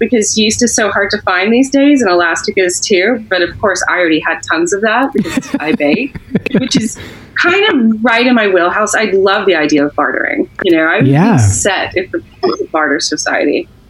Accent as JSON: {"language": "English", "region": "the South", "country": "United States", "said": "which even I was raised to know that was a traitor flag and nonsense. And I'm a Southerner."}